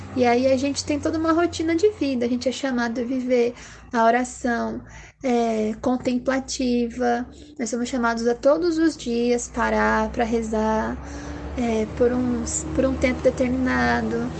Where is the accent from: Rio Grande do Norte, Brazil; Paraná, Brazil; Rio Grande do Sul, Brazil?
Paraná, Brazil; Curitiba; eu sou aqui de Curitiba, moro e nasci aqui também